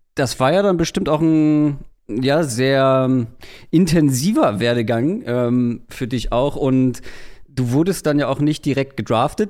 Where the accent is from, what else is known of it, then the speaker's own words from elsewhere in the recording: Wedel, Schleswig-Holstein, Germany; komme ich aus Wedel